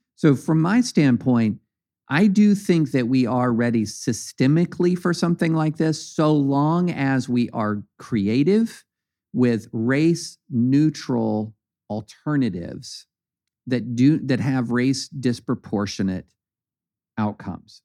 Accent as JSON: {"language": "English", "region": "eastern Kentucky", "country": "United States", "tie": "born or raised there", "said": "eastern Kentucky where I grew up in Kentucky"}